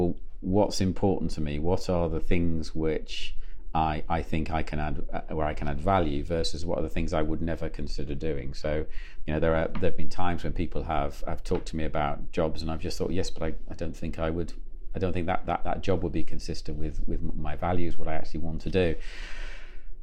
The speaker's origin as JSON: {"language": "English", "area": "the Wirral, Merseyside", "region": "North West England", "country": "United Kingdom", "tie": "born or raised there", "also_born_or_lived": "Hong Kong / Surrey", "moved": "as an adult", "said": "I was born and brought up on the Wirral in Merseyside"}